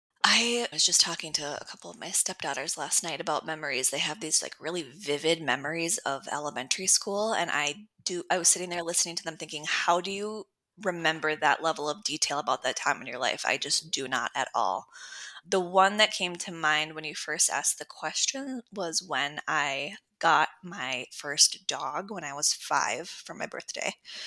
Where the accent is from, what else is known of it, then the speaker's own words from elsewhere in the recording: Minneapolis, Minnesota, United States; So I was born in Minneapolis. I have always lived nearby. I went up north to Bemidji for college, but came back down.